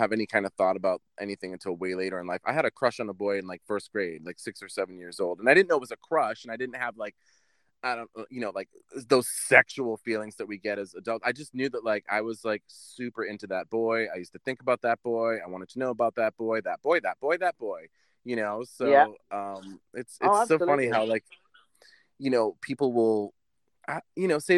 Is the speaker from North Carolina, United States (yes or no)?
no; Boston, Massachusetts, United States; I'm from Boston. That's where I grew up.